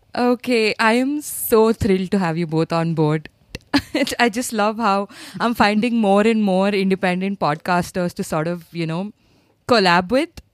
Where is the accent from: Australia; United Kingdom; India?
India; Hyderabad, Telangana; I'm from Hyderabad